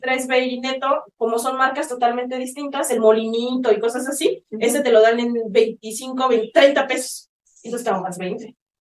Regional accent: Mexico; muchos mexicanos como yo

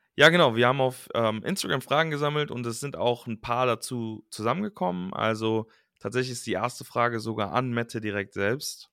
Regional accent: Cologne area, North Rhine-Westphalia, Germany; also born or lived in Düsseldorf; ich bin in Düsseldorf geboren und dann in Langenfeld und Leverkusen und im Kölner Raum aufgewachsen

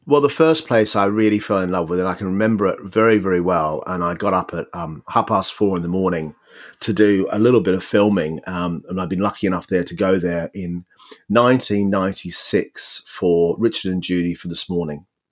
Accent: Australia; moved away as an adult; also born or lived in United Kingdom; I came from Australia where anything goes

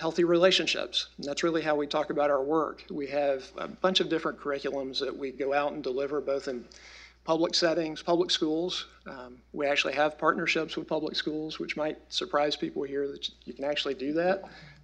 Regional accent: the South, United States; we're all from the South, a region of the country that is always in poverty

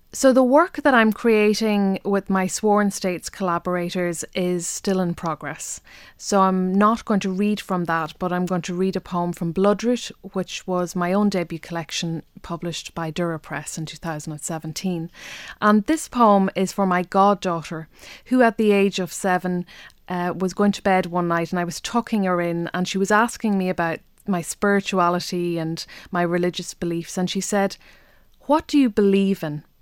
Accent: Ireland; I'm an Irish language poet who's an Irish speaker.

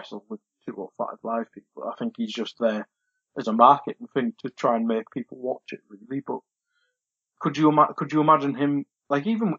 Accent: United Kingdom; as British people

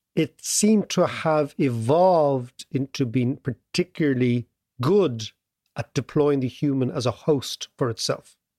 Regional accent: Ireland; as an Irish kid at the time, young kid

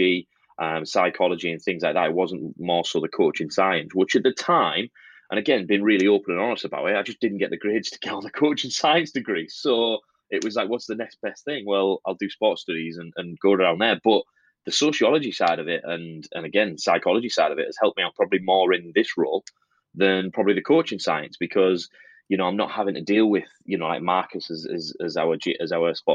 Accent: Middlesbrough, North East England, United Kingdom; I'm from Middlesbrough

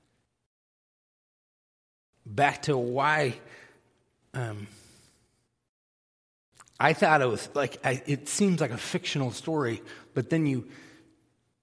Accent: Texas, United States; moved away; also born or lived in San Antonio, Texas; I was born in Texas

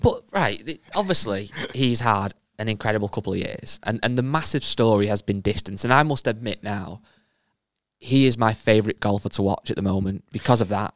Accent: England, United Kingdom; I'm English

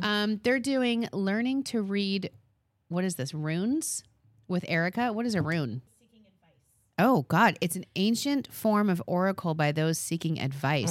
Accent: Long Island, New York, United States; I'm from Long Island

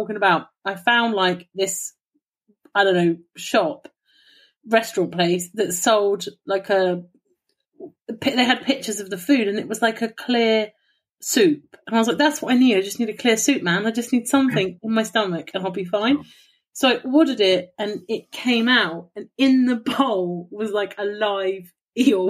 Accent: England, United Kingdom; I'm from England.

